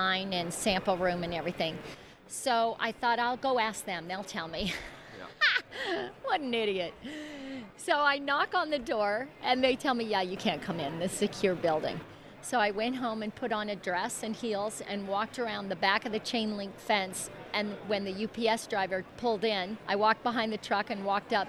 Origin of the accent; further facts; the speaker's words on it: Calgary, Alberta, Canada; moved away; I grew up in Calgary